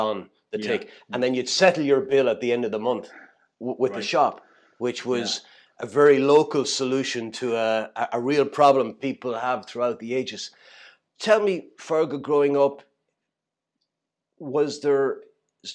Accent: Kilkenny, Leinster, Ireland; I grew up in Kilkenny

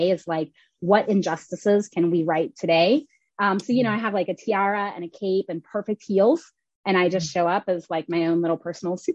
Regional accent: Oklahoma, United States; also born or lived in Kentucky, United States; now in Richmond, United States; I was born in Kentucky. I grew up in Oklahoma. I live in Richmond, Virginia right now. It's my 19th city and third country.

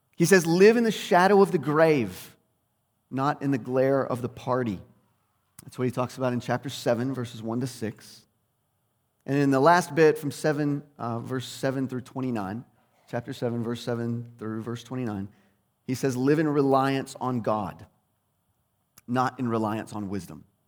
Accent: United States; as English speakers, and especially as twenty-first century Americans

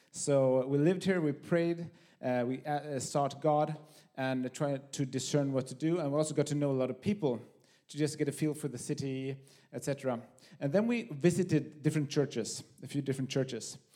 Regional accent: Höör, Skåne, Sweden; also born or lived in Copenhagen; now in Malmö, Sweden; I'm from Sweden, from Höör, the great city of Höör, in the middle of Skåne.

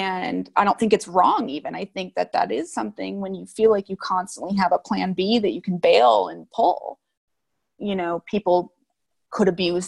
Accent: Chicago suburbs, Illinois, United States; moved away as an adult; I'm from the Chicago suburbs

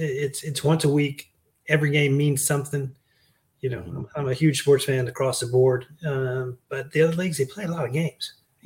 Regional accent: Prince George's County, Maryland, United States; also born or lived in Washington, D.C.; So I was born in D.C. I grew up in Prince George's County. I grew up from, you know, stone's throw away from RFK, from FedEx.

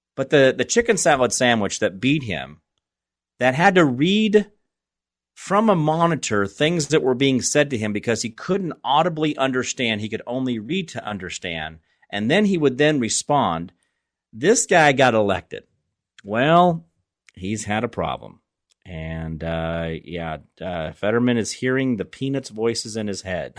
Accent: Phoenix, Arizona, United States; moved away as an adult; also born or lived in Kansas; I grew up in Phoenix as a young man, and I was born there, and I lived most of my adult life i, in Arizona, I mean, in Kansas

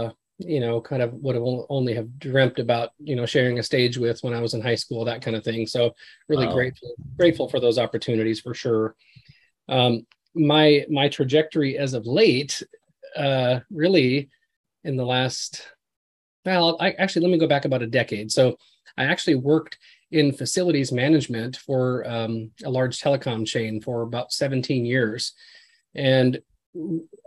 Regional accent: Glenwood, Minnesota, United States; moved away as an adult; now in Hendersonville, United States; I actually went back to my hometown in Minnesota, a little town called Glenwood

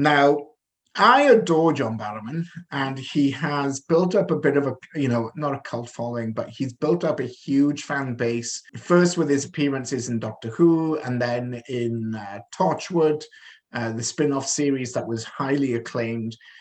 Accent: Wales, United Kingdom; now in Canada; I am from Wales, I'm from the valleys, from Merchanachie.

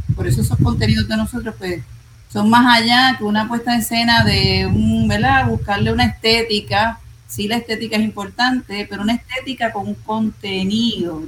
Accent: Puerto Rico

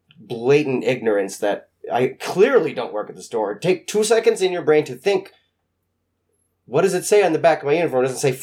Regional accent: Spokane, Washington, United States; I came from Spokane.

